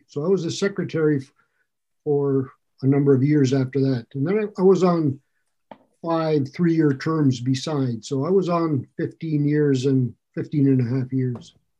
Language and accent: English; Ironwood, Michigan, United States; moved away as an adult; also born or lived in Chicago, Illinois / Lake Worth, Florida; now in New Hampshire, United States; I grew up in Ironwood, Michigan. I was actually born in Chicago, but I was a month old when they moved back to Ironwood